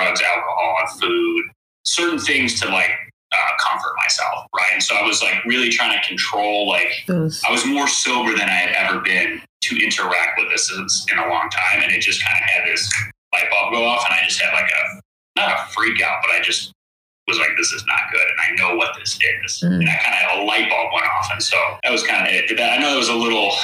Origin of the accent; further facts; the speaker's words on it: Chicago, Illinois, United States; moved away; also born or lived in California; I'm originally from Chicago